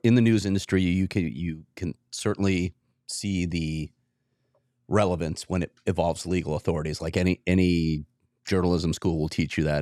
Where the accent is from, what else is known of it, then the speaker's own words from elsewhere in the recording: Chicago, Illinois, United States; I'm a Chicagoan too